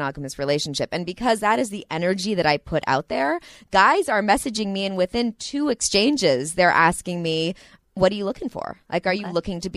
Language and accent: English; Santa Monica, California, United States; I'm from Santa Monica also